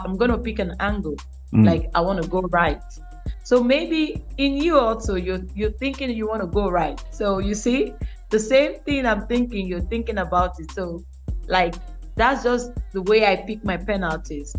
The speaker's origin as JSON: {"language": "English", "region": "Lagos", "country": "Nigeria", "tie": "born or raised there", "moved": "as an adult", "lives_now": "Saudi Arabia", "said": "I was born and brought up in Lagos"}